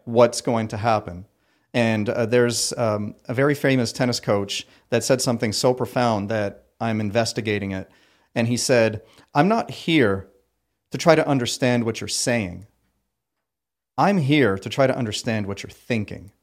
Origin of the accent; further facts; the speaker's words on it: Ottawa, Ontario, Canada; moved away as an adult; also born or lived in Paris, France; now in Myrtle Beach, United States; I was born in Paris, France, and uh, quickly immigrated to Ottawa, Ontario, Canada